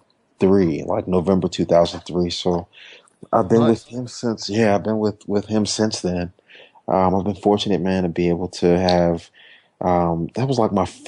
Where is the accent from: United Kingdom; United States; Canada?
United States; Washington, District of Columbia; I'm from Washington, D.C. originally. Spent most of my time just kind of growing up in church and playing in church.